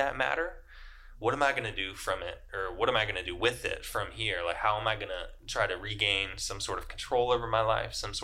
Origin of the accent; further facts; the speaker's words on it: Richmond, Virginia, United States; moved away as an adult; I'm from Richmond, Virginia. I lived there my entire life until just moving here last November in 2021